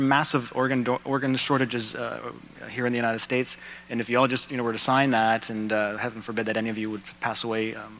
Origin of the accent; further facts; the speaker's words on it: Canada; I'm Canadian